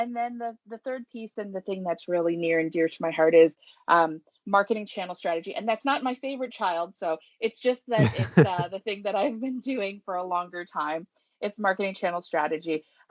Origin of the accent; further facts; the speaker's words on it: Toronto, Ontario, Canada; also born or lived in Richmond Hill; I was born in Toronto. I haven't gone very far. I'm still here